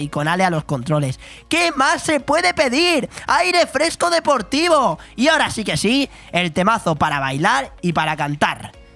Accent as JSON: {"language": "Spanish", "town": "Calpe", "region": "Valencian Community", "country": "Spain", "said": "Calpe, en este caso de mi pueblo"}